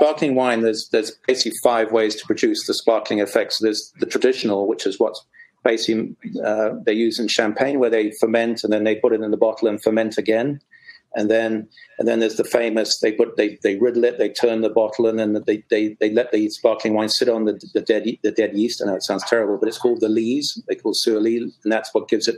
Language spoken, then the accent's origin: English; England, United Kingdom; as an Englishman